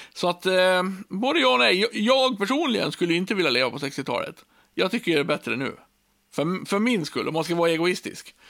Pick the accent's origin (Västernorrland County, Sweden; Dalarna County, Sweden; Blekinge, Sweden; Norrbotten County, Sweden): Dalarna County, Sweden; Björbo; now in Borlänge, Sweden; jag har levt så länge, tills jag var 29 år i Björbo